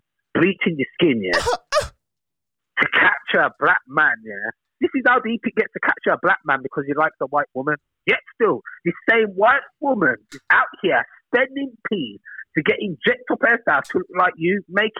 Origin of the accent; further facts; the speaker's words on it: England, United Kingdom; born there; my both parents are from Jamaica. Just because I'm born in England, that doesn't make me British. I'm Jamaican.